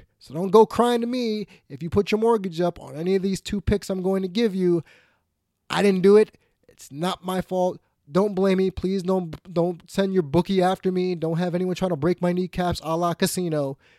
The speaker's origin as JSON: {"language": "English", "region": "New York", "country": "United States", "said": "And since I'm a New Yorker"}